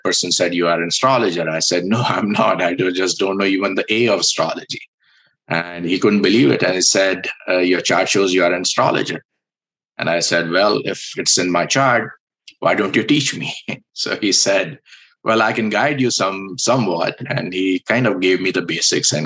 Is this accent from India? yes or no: yes; India; I was born in India